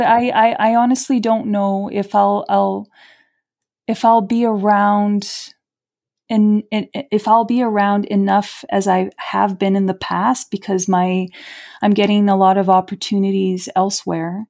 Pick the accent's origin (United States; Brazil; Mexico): Brazil; Rio de Janeiro; now in Canada; I'm Brazilian. I'm from Rio de Janeiro.